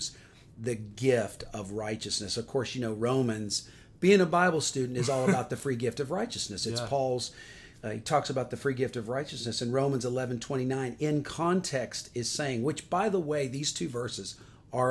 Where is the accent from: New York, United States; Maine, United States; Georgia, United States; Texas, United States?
Georgia, United States; Atlanta; I am from Atlanta, Georgia